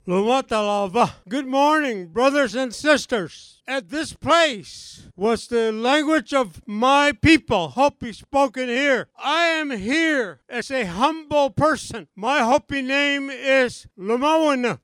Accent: Southern Arizona, United States; We come from Southern Arizona

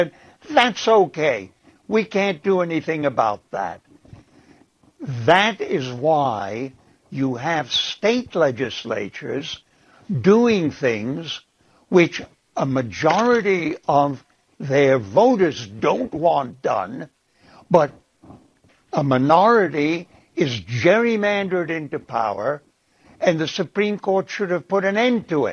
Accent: Prague, Czechia; now in United States; I was born in Prague in 1935

